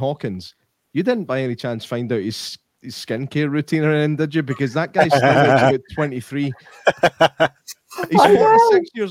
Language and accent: English; Scotland, United Kingdom; as a Scotsman